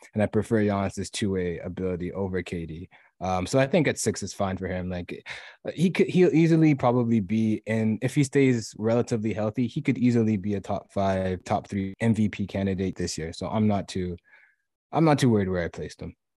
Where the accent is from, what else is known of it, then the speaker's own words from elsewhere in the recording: Toronto, Ontario, Canada; I am from Toronto